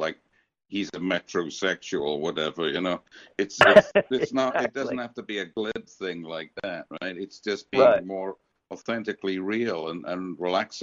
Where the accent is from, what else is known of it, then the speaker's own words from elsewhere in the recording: United Kingdom; also born or lived in America; now in United States; I came from Great Britain and we're a little more reticent about public displays of affection.